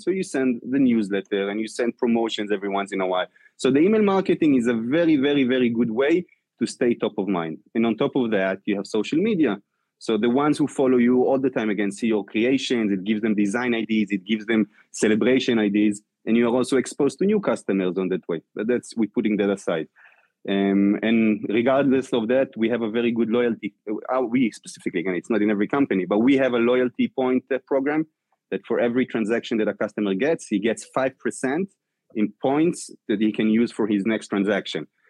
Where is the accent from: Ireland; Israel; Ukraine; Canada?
Israel; moved away as an adult; now in New York, United States; I came from Israel